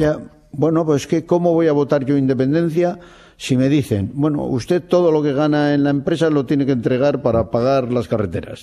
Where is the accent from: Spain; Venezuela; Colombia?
Spain; Basque Country; soy de Euskadi